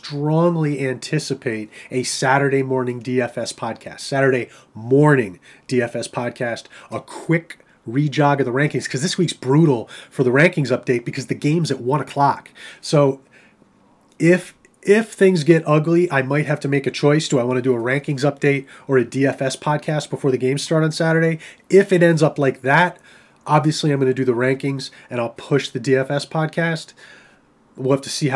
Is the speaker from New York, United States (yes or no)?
yes; New York, United States; I'm a New Yorker